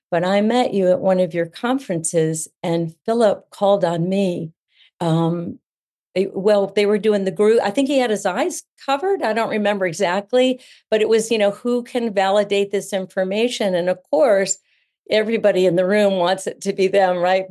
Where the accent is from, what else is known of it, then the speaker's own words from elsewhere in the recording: Central Florida, United States; also born or lived in New England; I live in Central Florida. I've been here since elementary school. This is home now, although I was born in New England